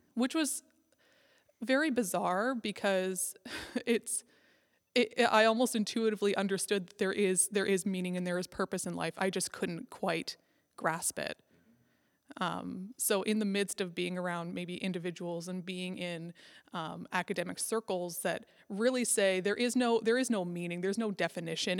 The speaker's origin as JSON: {"language": "English", "region": "Nova Scotia", "country": "Canada", "tie": "born or raised there", "also_born_or_lived": "Scotland / Alberta / Northwest Territories", "moved": "yes", "lives_now": "Prince Edward Island, Canada", "said": "I grew up in Nova Scotia"}